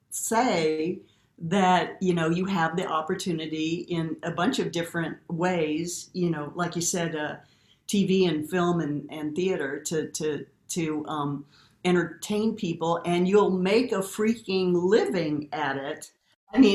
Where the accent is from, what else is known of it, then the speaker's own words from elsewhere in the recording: Midwest, United States; moved away; growing up in the Midwest